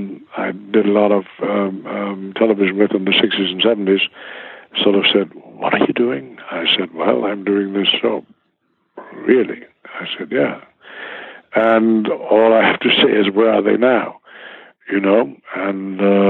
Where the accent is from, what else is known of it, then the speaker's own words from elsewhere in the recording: Bredenbeck, Schleswig-Holstein, Germany; English is a second language; now in United States; the village I'm from in Germany called Bredenbeek.